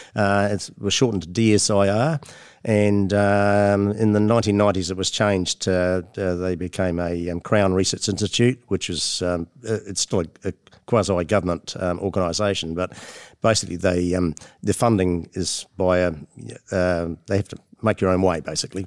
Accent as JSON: {"language": "English", "town": "Motueka", "region": "Tasman", "country": "New Zealand", "tie": "born or raised there", "said": "I, am born and bred in the um, in New Zealand, and uh, the home, my hometown. I was born in my, the town I live in now. I was born in uh, Motueka"}